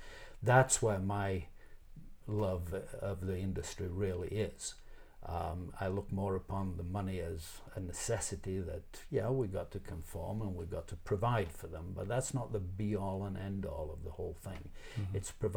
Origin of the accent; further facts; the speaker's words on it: Canada; I am a Canadian. I've got to tell you that.